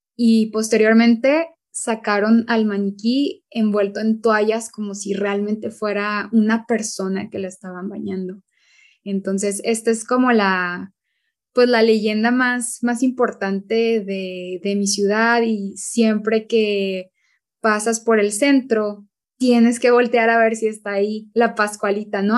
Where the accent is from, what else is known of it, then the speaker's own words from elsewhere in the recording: Chihuahua, Mexico; los dos somos norteños, somos de estados del norte de México, de Chihuahua y de Coahuila